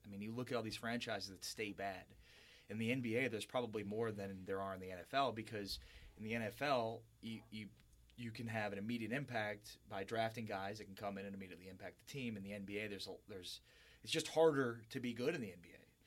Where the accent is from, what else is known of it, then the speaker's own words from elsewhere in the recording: Highland Park, Illinois, United States; now in San Antonio, United States; Chicago native, hi, uh, northern suburbs